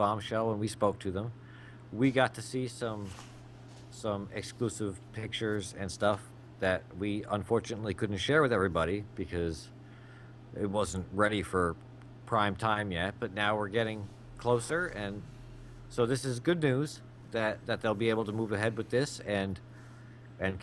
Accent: United States; I'm the American

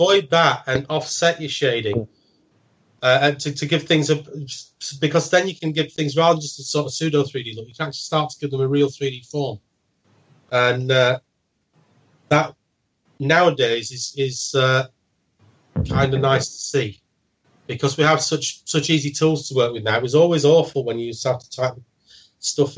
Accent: Sheffield, Yorkshire and the Humber, United Kingdom; now in Hull, United Kingdom; I now live in Hull, because I'm actually originally from Sheffield

